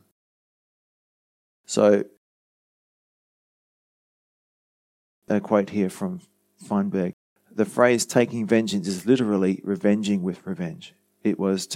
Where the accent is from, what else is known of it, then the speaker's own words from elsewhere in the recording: Australia; us in Australia